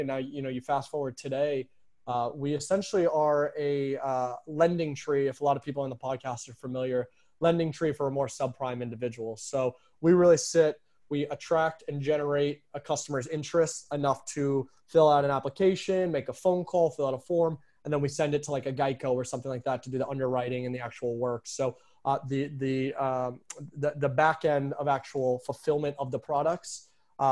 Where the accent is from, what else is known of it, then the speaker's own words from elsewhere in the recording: New York, United States; moved away; also born or lived in Arizona; I'm from New York, so I know the moist heat as well too